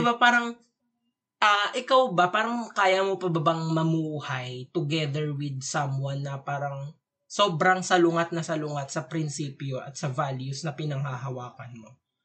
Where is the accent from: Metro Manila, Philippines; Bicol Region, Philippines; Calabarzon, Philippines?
Bicol Region, Philippines; moved away; from hometown ko sa Bicol